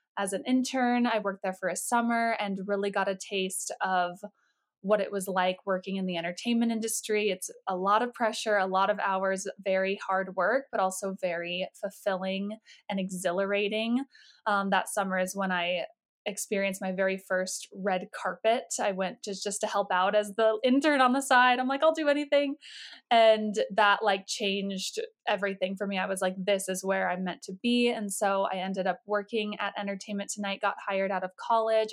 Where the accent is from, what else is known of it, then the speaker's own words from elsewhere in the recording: Colorado, United States; I grew up in Colorado